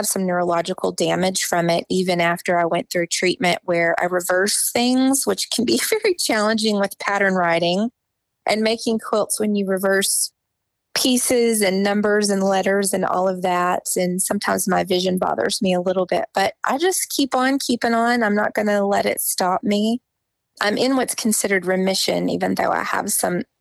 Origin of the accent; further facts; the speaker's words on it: Pencil Bluff, Arkansas, United States; moved away as an adult; also born or lived in Conway, Arkansas / Whidbey Island, Washington / Denver, Colorado / Huntsville, Alabama; now in Springfield, United States; Pencil Bluff was the town I grew up in the Washtenaw National Forest.